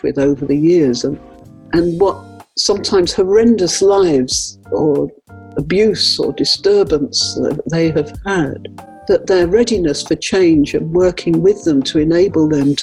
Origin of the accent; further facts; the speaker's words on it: London, United Kingdom; moved away; also born or lived in Nottingham; I come from London originally, and I've worked lived most of my life at Nottingham